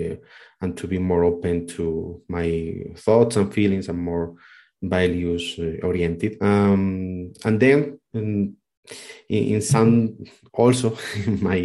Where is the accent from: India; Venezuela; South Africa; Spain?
Spain; moved away as an adult; now in Colombia; I'm from Spain, but I am living in Colombia for the last 6-7 years.